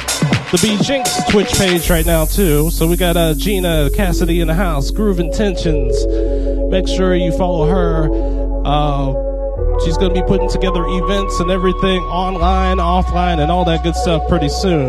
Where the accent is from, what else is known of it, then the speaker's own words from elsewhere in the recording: Midwest, United States; now in South Korea; I'm from the Midwest, you know. That's the kind of sound I'm accustomed to.